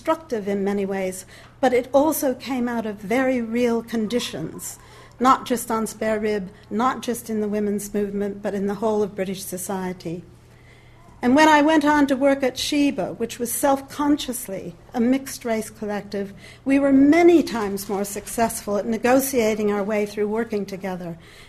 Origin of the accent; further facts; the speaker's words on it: United States; moved away; as an American